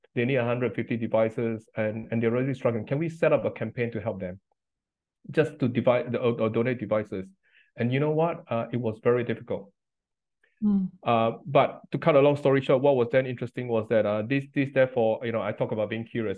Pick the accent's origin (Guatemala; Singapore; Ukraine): Singapore; moved away as an adult; now in United Kingdom; I grew up in Singapore